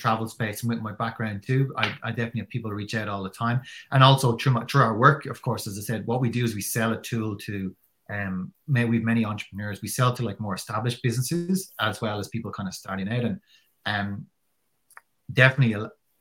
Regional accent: Ireland; as an Irish person who probably doesn't really come from that kind of culture

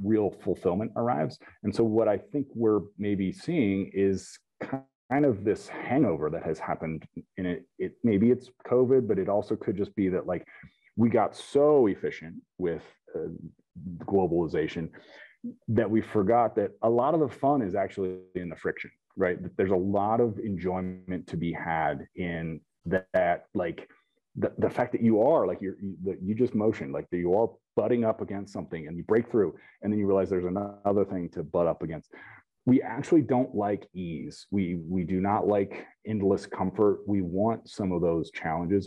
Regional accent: Topeka, Kansas, United States; I grew up near Topeka, Kansas

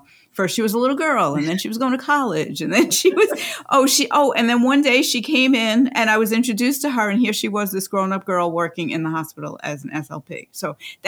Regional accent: New York City, New York, United States; I'm from Staten Island

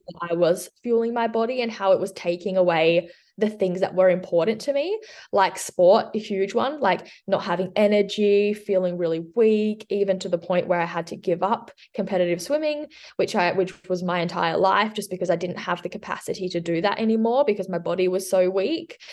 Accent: southwest of Western Australia, Australia; also born or lived in Switzerland; I'm from um, the southwest of Western Australia. I've lived here for about 20 years, but before that, I lived in Switzerland. So, I was born in Switzerland and we moved here when I was six.

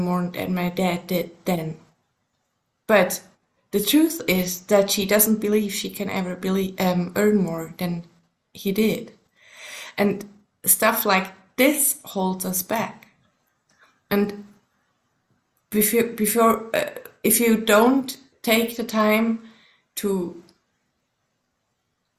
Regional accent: Switzerland; first language German; English is a second language; also born or lived in Colorado, United States; German is my mother tongue, but there's actually the Swiss German is quite different from the High German, so we have to learn that at school as well.

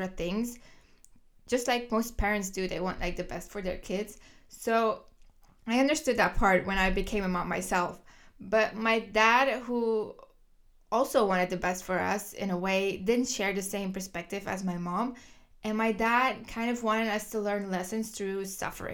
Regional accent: Kortrijk, Flanders, Belgium; English is a second language; moved away; I was born in the 1990s, the year 1991 to be exact, in Kortrijk, Belgium. So if you hear an accent, that's why. I was born and raised in Belgium

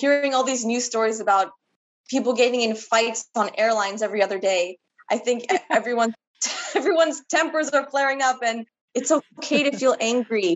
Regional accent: Canada; now in Los Angeles, United States; I am Canadian.

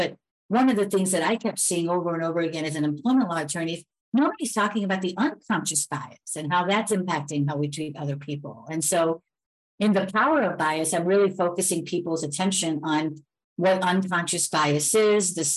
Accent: Elmwood Park, United States; I grew up in a town called Elmwood Park, which was predominantly Italian

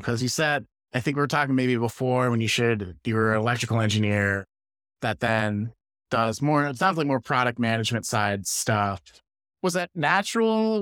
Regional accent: Chicago, Illinois, United States; now in California, United States; I grew up around Chicago. I live in California

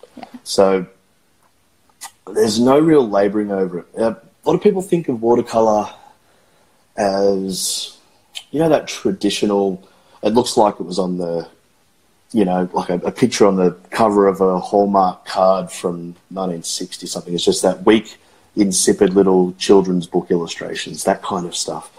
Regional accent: Australia; I am a watercolorist from Australia

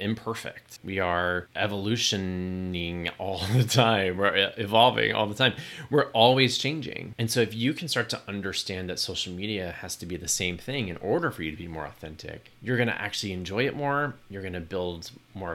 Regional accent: Texas, United States; moved away; also born or lived in New York; Growing up in Texas

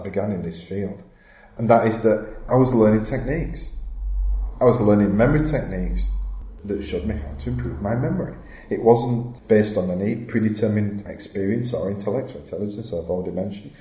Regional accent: Halifax, Yorkshire and the Humber, United Kingdom; I'm from Halifax. Never been out of the county since I was like 11.

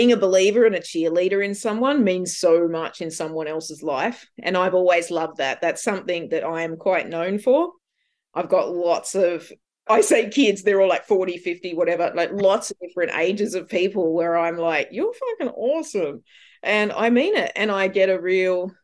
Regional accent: Gunnedah, New South Wales, Australia; moved away; as a kid growing up in Gunnedah

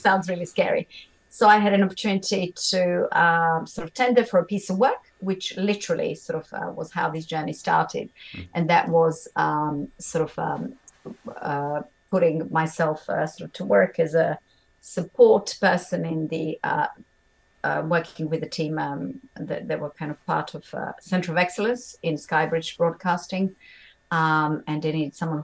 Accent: Bosnia & Herzegovina; English is a second language; moved away as an adult; also born or lived in Montenegro / Germany / London; I was born in Montenegro, a very, very sort of small, lovely place, size of Tasmania, for those who may not know where it is, but grew up in central part of the country in Bosnia

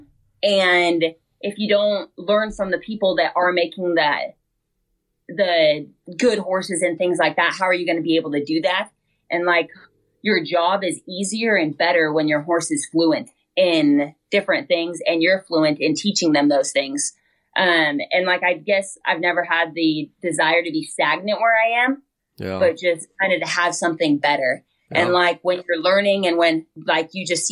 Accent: Western Oregon, United States; I grew up in Western Oregon, not very cowboy oriented

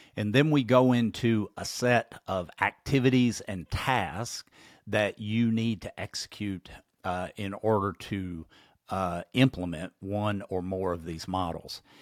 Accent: Kentucky, United States; my home state, Kentucky.

